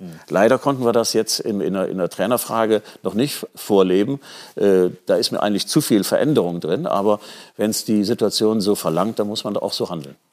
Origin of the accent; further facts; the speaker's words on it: Düsseldorf, North Rhine-Westphalia, Germany; ich bin Düsseldorfer